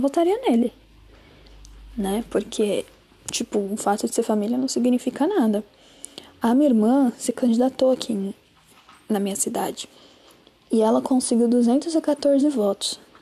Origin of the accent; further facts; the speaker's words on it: Juazeiro, Bahia, Brazil; moved away; em Juazeiro, né? Que é a minha terrinha. Eu nasci lá. Juazeiro, Bahia.